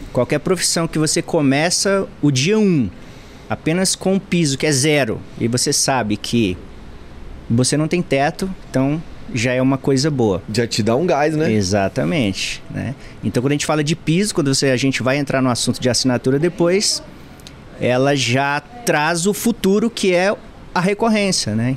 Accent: Rondônia, Brazil; moved away; desde que morava em Rondônia

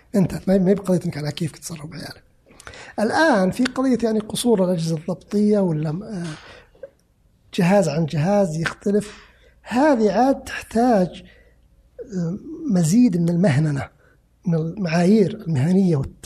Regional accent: Saudi Arabia; انا كسعودي

